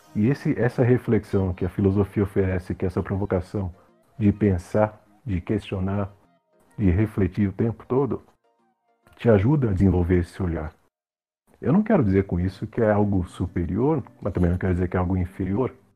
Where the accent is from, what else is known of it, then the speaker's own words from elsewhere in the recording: Brazil; a gente como brasileiro